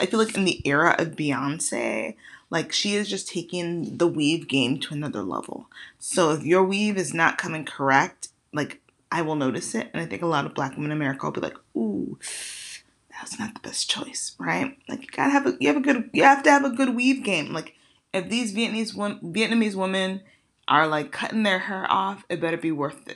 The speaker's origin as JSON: {"language": "English", "country": "Nigeria", "moved": "yes", "lives_now": "United States", "said": "I'm Nigerian"}